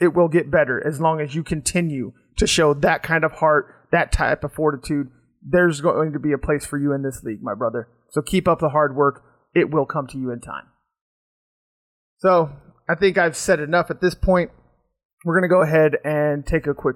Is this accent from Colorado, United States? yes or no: yes; Colorado, United States; I was born and raised in Colorado